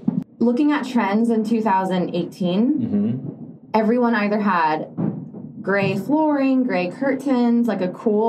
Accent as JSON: {"language": "English", "country": "Argentina", "tie": "born or raised there", "moved": "yes", "said": "I grew up in Argentina."}